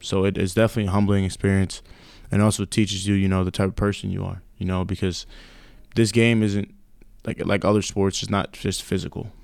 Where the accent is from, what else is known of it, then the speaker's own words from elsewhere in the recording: New York, United States; moved away; growing up in New York